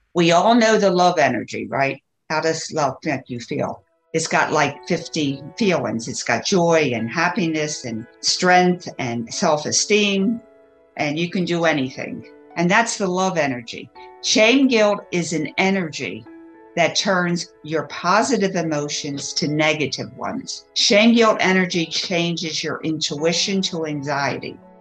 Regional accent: Baltimore, Maryland, United States; where did I grow up? In the East Coast of the United States, mm-hmm. Baltimore, Maryland

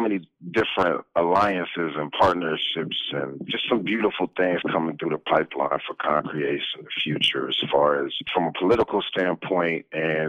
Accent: Palmdale, California, United States; also born or lived in Watts, Los Angeles, California; I'm originally from Watts, California, and grew up in a city called Palmdale

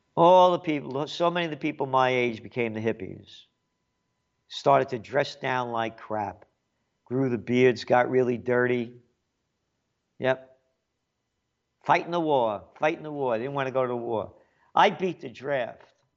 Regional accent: United States; I'm an American

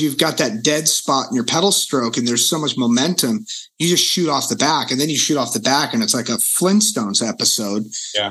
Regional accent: Reading, Pennsylvania, United States; moved away; the city I grew up in in Reading

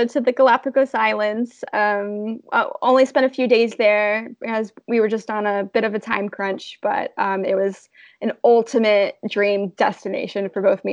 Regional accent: United States; also born or lived in Florida; growing up in America

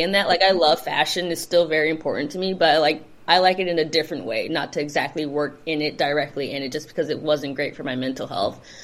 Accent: Los Angeles, California, United States; I grew up in the South Bay, which is like Torrance Redondo Beach area

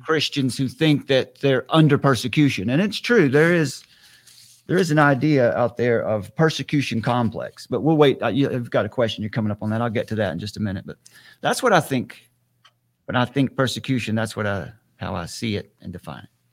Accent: Western North Carolina, United States; I have a, a ministry here in my hometown. I'm in Western North Carolina

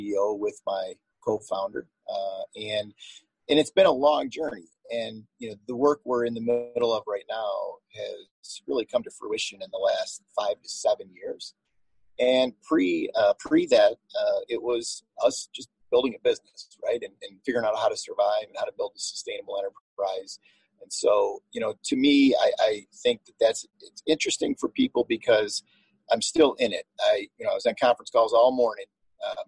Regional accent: Detroit, Michigan, United States; my home community, my hometown

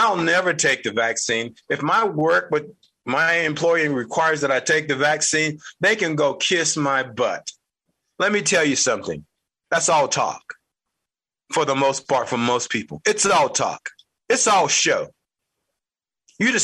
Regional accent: United States; As an American, born and bred

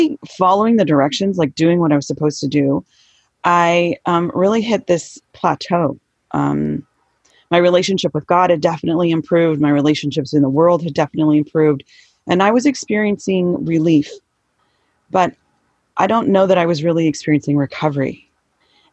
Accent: Southern California, United States; Okay, so I'm in San Diego now. I grew up in Southern California.

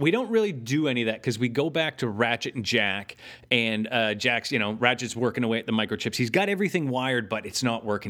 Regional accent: Canada; we're Canadian

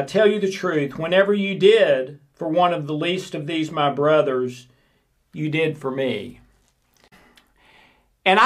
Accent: the South, United States; I'm from the South in the United States

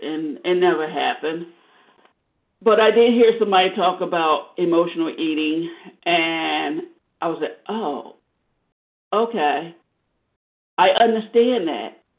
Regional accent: Arizona, United States; I grew up in Arizona

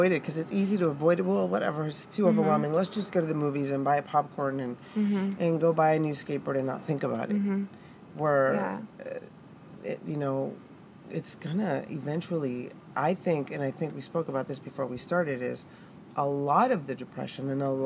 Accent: Mexico; moved away; growing up in Mexico, anytime you were sick or whatever, it's grab this flower, grab this plant, rub this thing on it

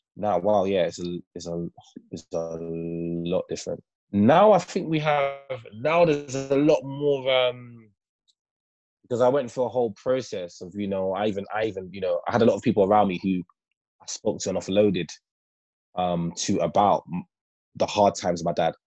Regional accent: London, United Kingdom; growing up in Northwest London, when I was in, I used to live in a place called Kilburn in Northwest London

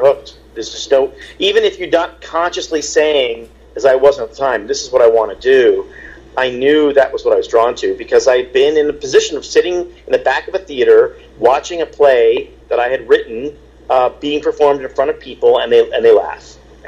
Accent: Baltimore, Maryland, United States; born there; I sort of grew up kind of all over. I was born in Baltimore, and then we lived in Europe for a little bit, and then when we moved back to the States

